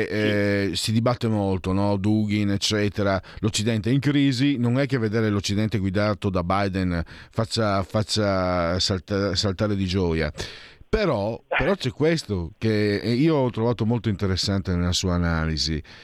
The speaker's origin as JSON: {"language": "Italian", "region": "Friuli-Venezia Giulia", "country": "Italy", "said": "io poi vengo dal Friuli"}